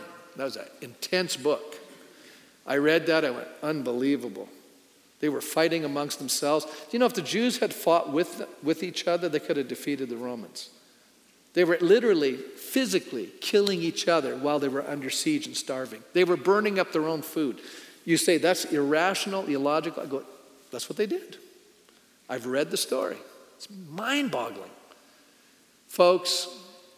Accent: Canada; being a Canadian

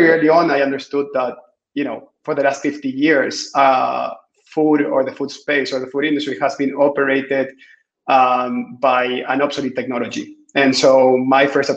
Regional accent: Chile; I am originally from Chile, so far away south.

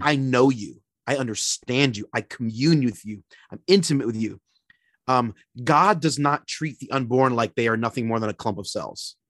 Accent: Philadelphia, Pennsylvania, United States; also born or lived in Florida; now in Minneapolis, United States; originally born and raised in Philly, P

